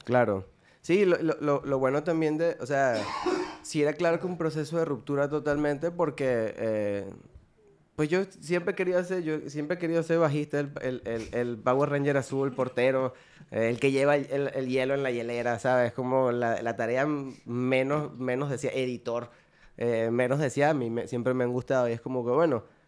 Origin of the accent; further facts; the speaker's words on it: Puerto Ordaz, Bolívar, Venezuela; moved away as an adult; now in Monterrey, Mexico; no en mi ciudad natal, pero la ciudad donde crecí, eh, que se llama Puerto Ordaz.